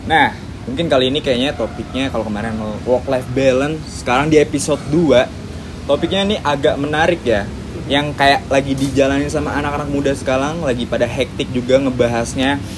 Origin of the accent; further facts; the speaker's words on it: Depok, West Java, Indonesia; salam kenal juga gue kebetulan dari Depok